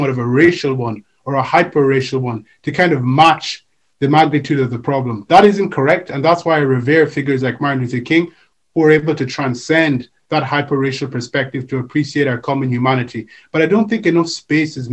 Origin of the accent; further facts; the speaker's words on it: Nigeria; I come from Nigeria, and when I was younger, I came from a Pan-Africanist home